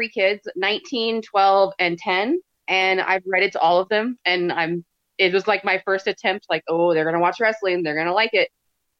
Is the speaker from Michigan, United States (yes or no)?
no; Cincinnati, Ohio, United States; now in Clifton Park, United States; Yeah, I've lived here since 2013. I'm originally from Cincinnati.